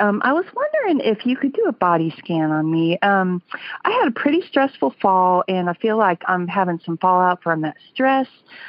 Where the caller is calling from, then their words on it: Fayetteville, Arkansas, United States; I'm calling you from Sweet Home, Arkansas.